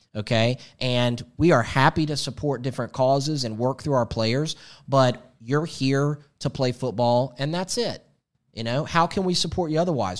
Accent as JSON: {"language": "English", "town": "Atlanta", "region": "Georgia", "country": "United States", "tie": "born or raised there", "said": "Growing up in Atlanta"}